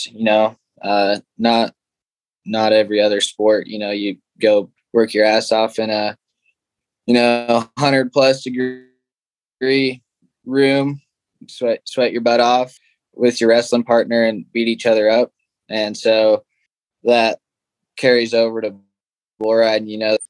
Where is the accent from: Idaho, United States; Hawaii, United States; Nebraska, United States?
Nebraska, United States; Gordon; It's a pretty small town, and we made stuff up to do. And I guess that's pretty much all there is to do around here